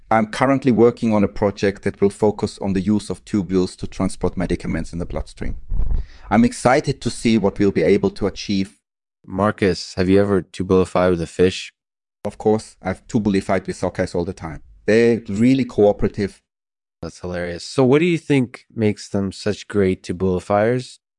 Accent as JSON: {"language": "English", "country": "Switzerland", "tie": "born or raised there", "said": "I was born and raised in Switzerland, and I obtained my medical degree from the University of Zurich."}